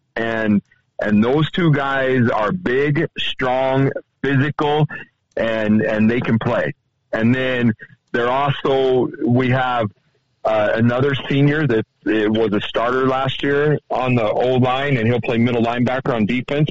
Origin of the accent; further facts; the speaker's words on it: Idaho, United States; now in Montana, United States; I'm from Idaho originally